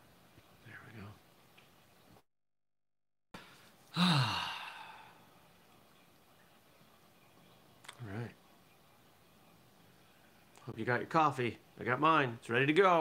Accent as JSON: {"language": "English", "region": "southern Maine", "country": "United States", "tie": "born or raised there", "said": "I grew up in southern Maine, and most of the people I was around did not talk with a Maine accent"}